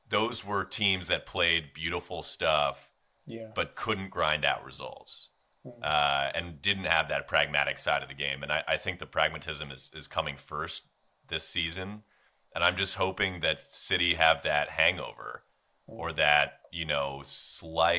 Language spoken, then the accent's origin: English; United States; as an American